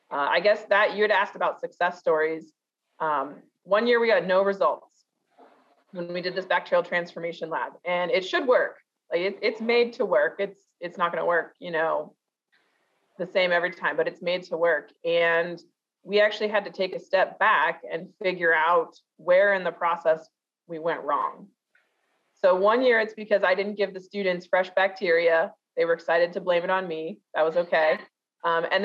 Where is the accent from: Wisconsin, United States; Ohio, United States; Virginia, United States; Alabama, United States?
Ohio, United States; Kettering; Um, grow, I grew up in Kettering, so it's kind of fun to be back in Kettering.